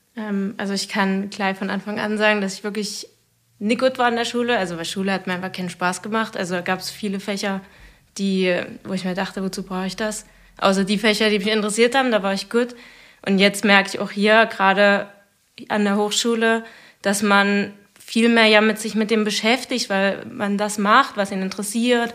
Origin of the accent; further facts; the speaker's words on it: Zittau, Saxony, Germany; also born or lived in Leipzig; ich komme ursprünglich von hier aus Zittau